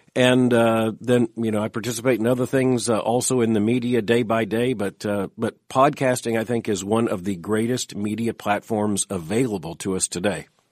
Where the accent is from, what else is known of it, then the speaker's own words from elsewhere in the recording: Florida, United States; I grew up in Florida